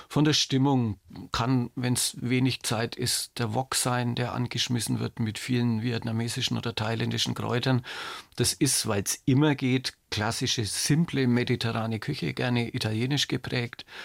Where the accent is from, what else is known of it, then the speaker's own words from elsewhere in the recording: Nuremberg, Bavaria, Germany; ich bin ein Nürnberger Original und Oberbürgermeister im Ruhestand.